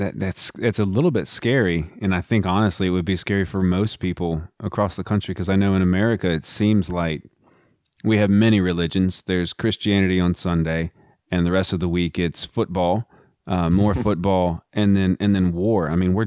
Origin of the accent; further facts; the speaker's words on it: Texas, United States; moved away; also born or lived in California; I was raised in Texas